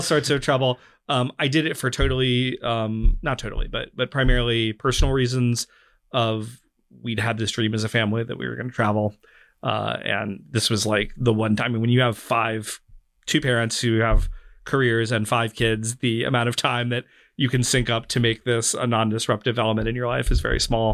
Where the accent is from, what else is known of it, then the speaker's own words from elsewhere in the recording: North Carolina, United States; I grew up in North Carolina in a very low immigration community